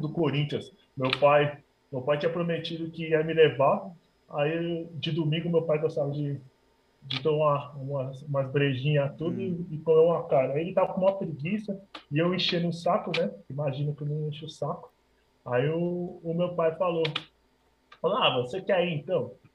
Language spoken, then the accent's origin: Portuguese; Minas Gerais, Brazil; born or raised there